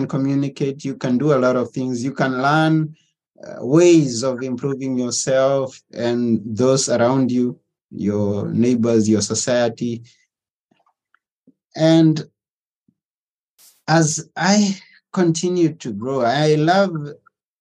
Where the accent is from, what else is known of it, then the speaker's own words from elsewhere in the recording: Kenya; moved away as an adult; now in Athens, Greece; I was born in Africa, Kenya, to be specific. And in a village.